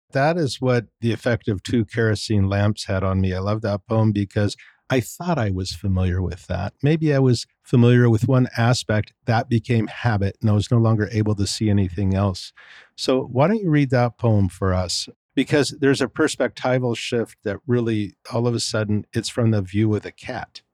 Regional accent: California, United States; moved away; being a Californian myself originally

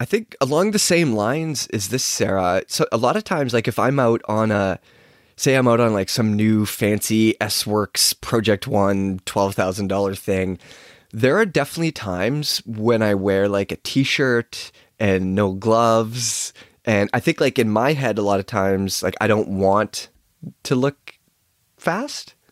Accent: Chilliwack, British Columbia, Canada; I grew up riding bikes in Chilliwack

